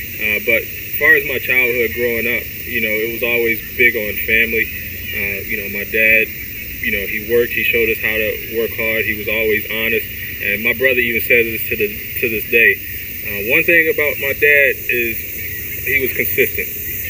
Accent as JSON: {"language": "English", "region": "South Carolina", "country": "United States", "tie": "born or raised there", "also_born_or_lived": "Baltimore, Maryland", "said": "So I was born here. I was born at Park Heights. You know, and around 3 years old, my mom and she had recently gotten married. So my mom and dad, we all moved to South Carolina."}